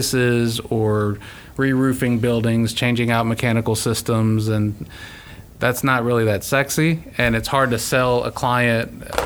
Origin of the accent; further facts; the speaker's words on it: Tampa, Florida, United States; moved away; I'm originally from Tampa